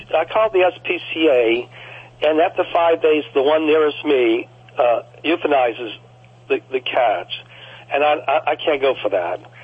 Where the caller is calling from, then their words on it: New Orleans, Louisiana, United States; I'm calling from a suburb of New Orleans. I, am right outside New Orleans and a place that I just moved to about seven or eight months ago. I sold my home in New Orleans